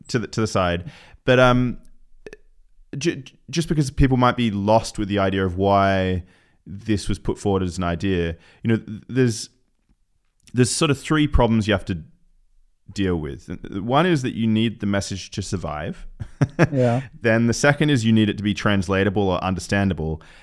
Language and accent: English; Newcastle, New South Wales, Australia; moved away; I spent some time growing up in Newcastle, Australia